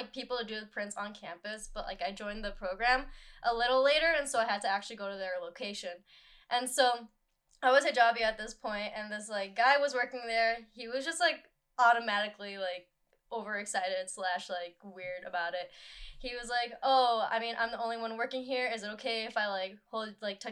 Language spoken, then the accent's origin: English; Park Ridge, Illinois, United States; I've like lived here all my, like my entire life. Like I was born in Park Ridge, Illinois.